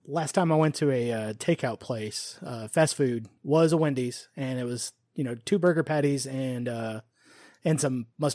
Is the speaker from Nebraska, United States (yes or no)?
yes; Omaha, Nebraska, United States; weren't you born in Omaha, Nebraska? Yes, yes, I was.